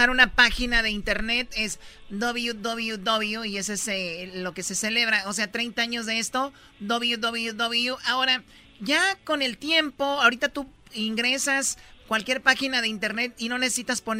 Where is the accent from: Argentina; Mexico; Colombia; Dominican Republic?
Mexico; Jalisco; Ok, no, yo siempre soy de Jalisco. Mis ojos tapatíos.